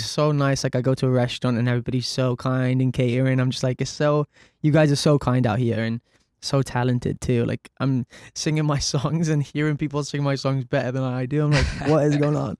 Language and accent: English; Cardiff, Wales, United Kingdom; I grew up in Cardiff, um, very normal background